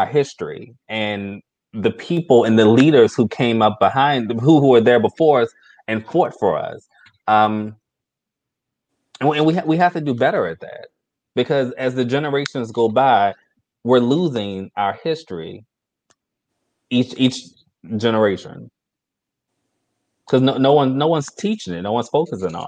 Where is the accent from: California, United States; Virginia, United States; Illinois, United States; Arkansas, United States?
Virginia, United States; growing up in Virginia